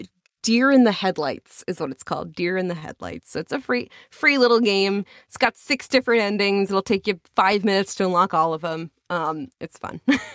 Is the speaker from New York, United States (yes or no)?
yes; Long Island, New York, United States; accent: Long Island; My Long Island accent.